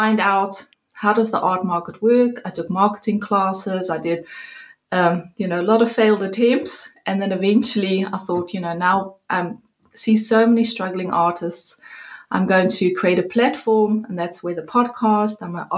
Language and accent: English; Cape Town, Western Cape, South Africa; moved away as an adult; also born or lived in Netherlands; now in Amsterdam, Netherlands; I am from Cape Town, South Africa. Yay! And born there, went to Fairmont High School, which is in Durbanville